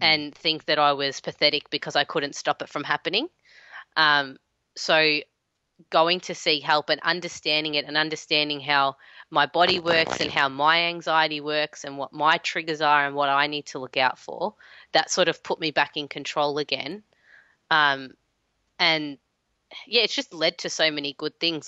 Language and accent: English; Melbourne, Victoria, Australia; I am in Melbourne, my hometown.